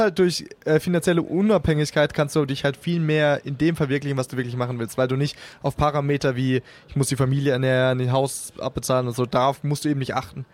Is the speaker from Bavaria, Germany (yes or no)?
no; Karlsruhe, Baden-Württemberg, Germany; moved away; ich komme ursprünglich aus Karlsruhe